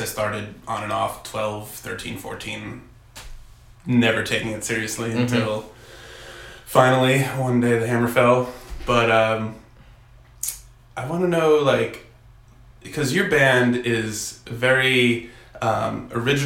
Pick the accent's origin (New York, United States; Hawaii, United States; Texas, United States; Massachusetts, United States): New York, United States; New Rochelle; moved away; also born or lived in Poughkeepsie; I'm from New Rochelle, New York